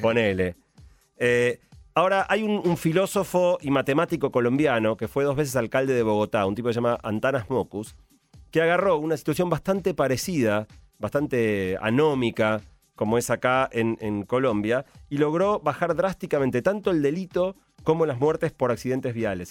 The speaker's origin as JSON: {"language": "Spanish", "country": "Argentina", "said": "los argentinos"}